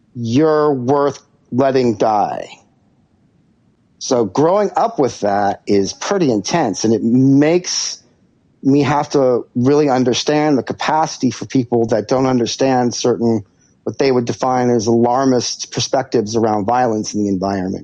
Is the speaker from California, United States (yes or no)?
yes; Santa Barbara, California, United States; I grew up in Santa Barbara, which is a beautiful, beautiful, beautiful place.